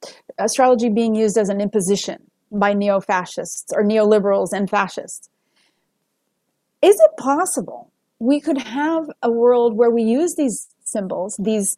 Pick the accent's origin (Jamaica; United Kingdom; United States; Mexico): United States; As an American